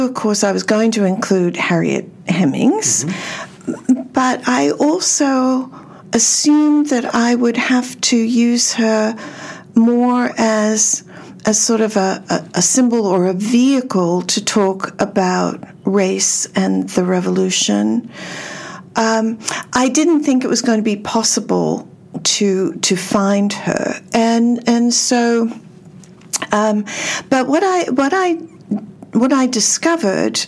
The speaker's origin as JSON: {"language": "English", "country": "Australia", "moved": "yes", "lives_now": "United States", "said": "I'm originally from Australia, so I don't have any genealogy to do over here."}